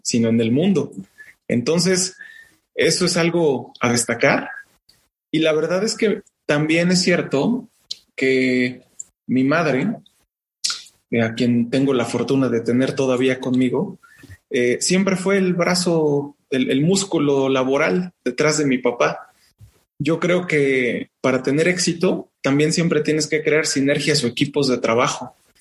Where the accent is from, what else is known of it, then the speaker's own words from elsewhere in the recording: Pachuca, Hidalgo, Mexico; Yo, yo crecí en el mercado Revolución de la ciudad de Pachuca